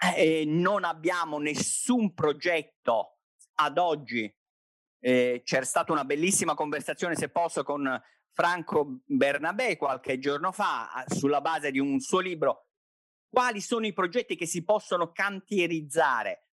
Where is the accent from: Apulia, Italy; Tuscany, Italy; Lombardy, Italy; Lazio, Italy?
Apulia, Italy; Taranto; io sono di Taranto, sono nato a Taranto